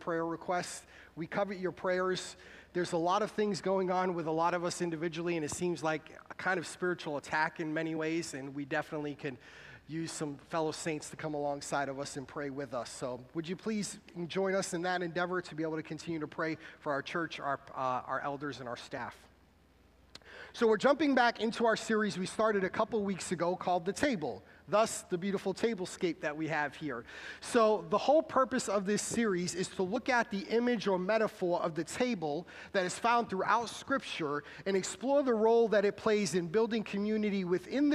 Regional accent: Massachusetts, United States; moved away; we did a service in my hometown where most of our family was

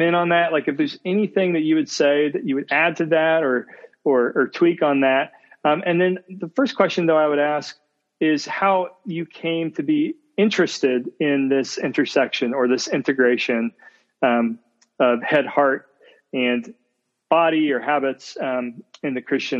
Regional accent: Indiana, United States; now in Ohio, United States; I'm from Indiana as well

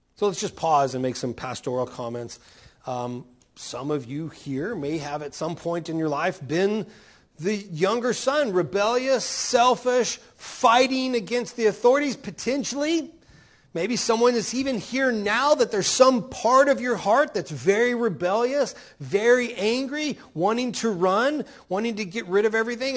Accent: Oklahoma, United States; moved away; also born or lived in Texas; In Oklahoma, where I come from

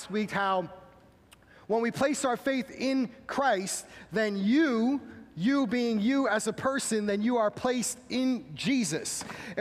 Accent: Massachusetts, United States; I am from Massachusetts, so I would be expelled from my home state

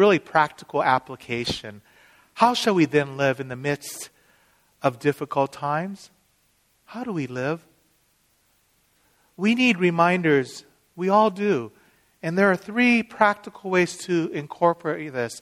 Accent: Seattle, Washington, United States; I'm from Seattle

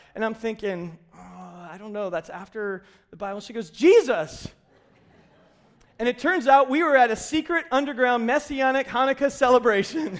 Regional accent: United States; we, as modern American Christians

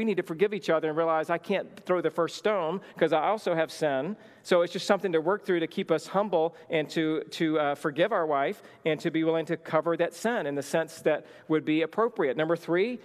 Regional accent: the South, United States; moved away; I grew up in the South

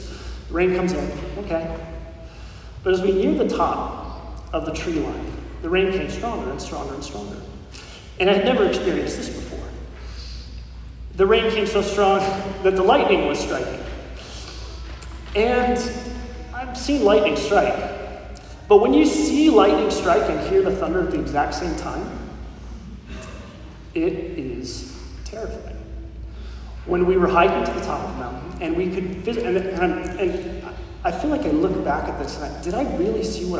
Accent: Colorado, United States; my home state of Colorado

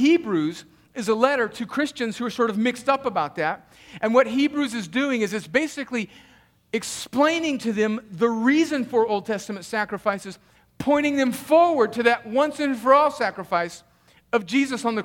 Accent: United States; moved away; I grew up on the Mexican border where my high school team had great soccer teams

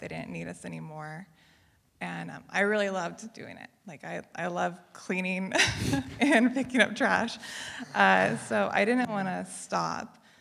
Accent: Riverside, California, United States; moved away as an adult; now in Davis, United States; originally, I'm from the Riverside area

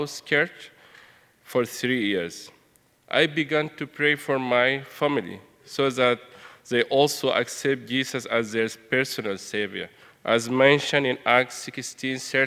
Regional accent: Sudan; moved away; I'm from Sudan

